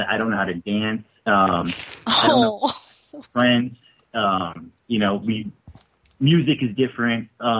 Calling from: Utah, United States; I'm calling from Utah.

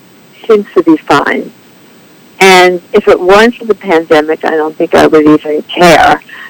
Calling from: North Hills, California, United States; I'm calling from North Hills, California.

